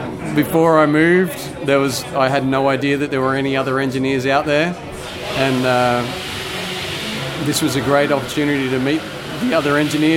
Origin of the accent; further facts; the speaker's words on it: Wollongong, New South Wales, Australia; moved away as an adult; also born or lived in Silicon Valley, United States; I grew up in Wollongong. I lived here from age 3 to 33 or something similar. And so I've got family here still. We owned a house here, and so we've moved back to the house that we lived in.